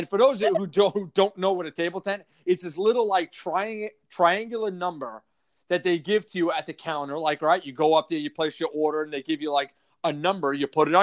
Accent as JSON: {"language": "English", "area": "Long Island", "region": "New York", "country": "United States", "said": "I'm from New York, I'm from Long Island"}